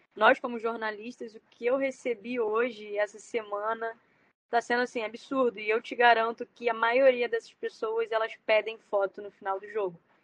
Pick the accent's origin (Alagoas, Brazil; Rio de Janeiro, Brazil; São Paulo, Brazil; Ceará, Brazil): Rio de Janeiro, Brazil; eu sou do Rio, né? Eu moro aqui